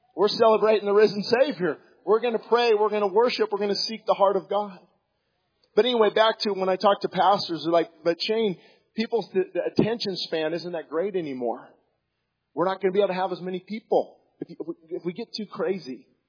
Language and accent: English; United States; I was born in America